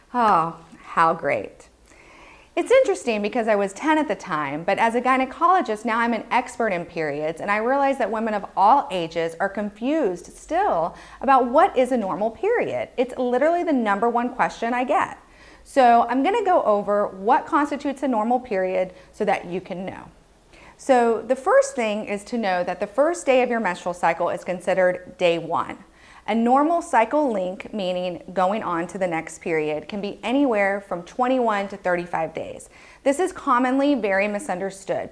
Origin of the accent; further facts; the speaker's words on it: Texas, United States; I was growing up in Texas